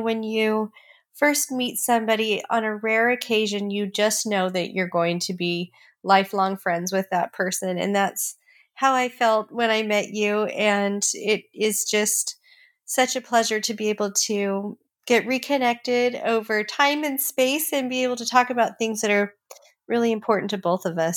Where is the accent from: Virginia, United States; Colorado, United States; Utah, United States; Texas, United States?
Utah, United States; Provo; I was born and raised in Provo, Utah.